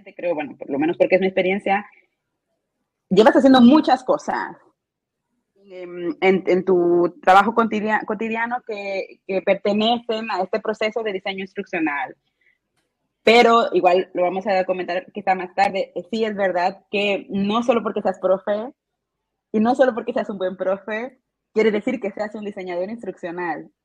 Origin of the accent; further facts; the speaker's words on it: Mexico; moved away as an adult; also born or lived in Germany / Zurich, Switzerland; now in Switzerland; Y vivo actualmente cerca de Zurich, pero soy mexicana, eh, expatriada ya desde varios años en el mundo germano germanoparlante